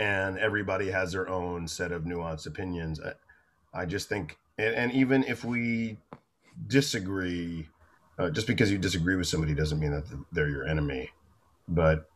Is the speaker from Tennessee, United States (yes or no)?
no; Florida, United States; I'm from Florida